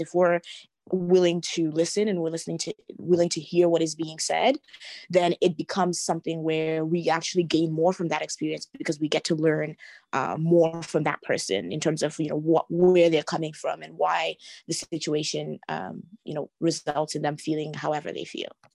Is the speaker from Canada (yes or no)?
yes; Canada; being myself Canadian and growing up in Canada. And in many ways, I see myself, I guess, as Canadian first, just having been born and raised here